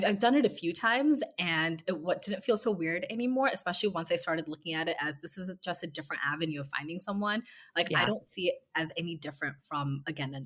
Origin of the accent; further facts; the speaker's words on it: West Coast, United States; moved away as an adult; now in New York, United States; I am from the West Coast and I've been living in New York for a few years now.